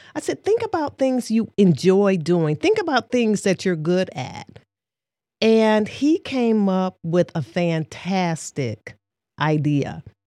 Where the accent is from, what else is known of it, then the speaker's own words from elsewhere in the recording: Detroit, Michigan, United States; moved away as an adult; now in Saginaw, United States; I am from Detroit, Michigan, born and raised there before relocating to Saginaw, Michigan, approximately 21 years ago